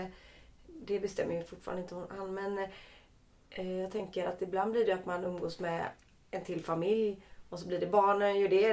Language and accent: Swedish; Lerum, Västra Götaland, Sweden; jag är från Lerum